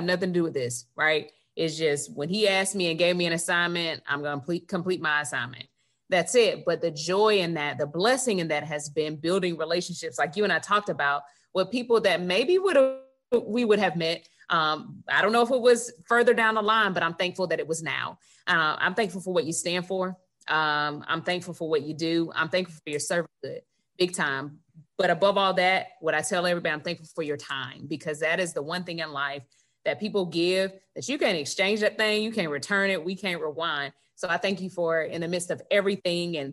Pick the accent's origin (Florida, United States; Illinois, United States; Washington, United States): Florida, United States; Gadsden County, near Tallahassee; we grew up right outside of Tallahassee in Gadsden County